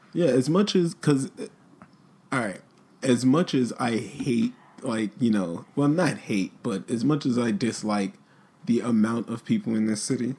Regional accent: New York, United States; I'm from New York

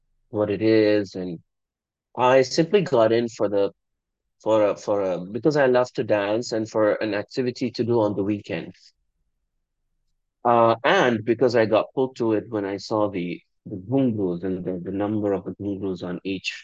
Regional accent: Bahrain; I'm from Bahrain.

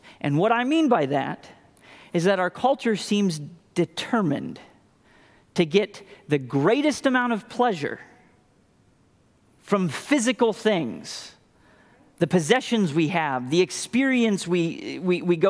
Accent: Indiana, United States; moved away as an adult; also born or lived in Arkansas; now in Pennsylvania, United States; I grew up in Indiana.

